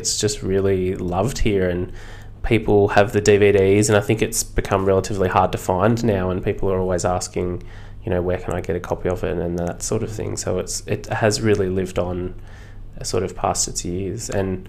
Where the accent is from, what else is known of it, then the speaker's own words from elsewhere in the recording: Mudgee, New South Wales, Australia; from someone that's lived in Mudgee their whole lives